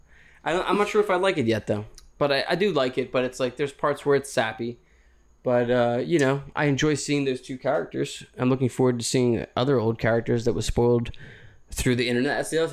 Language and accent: English; Conshohocken, Pennsylvania, United States; Yeah, but we're from Conshohocken though.